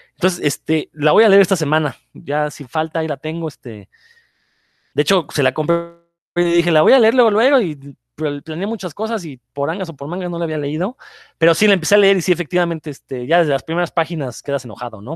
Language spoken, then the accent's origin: Spanish; Mexico; pueblo mexicano